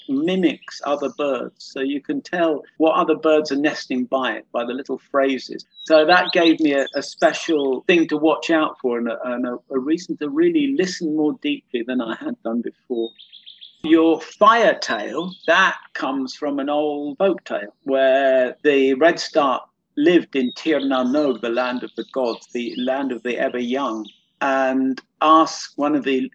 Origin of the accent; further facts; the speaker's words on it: London, United Kingdom; moved away; I used to live in London. I was brought up in London.